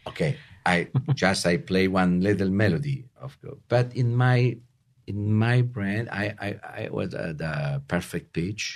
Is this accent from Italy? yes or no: yes; Rome, Lazio, Italy; English is a second language; moved away as an adult; now in Utah, United States; we moved in Utah from Italy four years ago